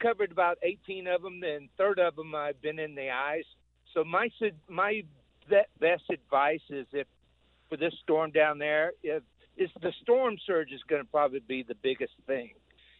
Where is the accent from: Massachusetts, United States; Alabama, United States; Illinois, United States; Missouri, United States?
Alabama, United States; also born or lived in Georgia; I grew up in Alabama, was born in Georgia